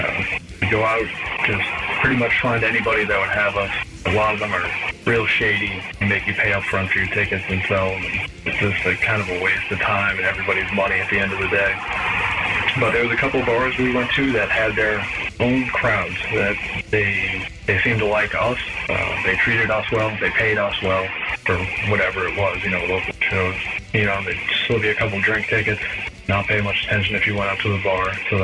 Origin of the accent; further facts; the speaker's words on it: Massachusetts, United States; I'm from Massachusetts.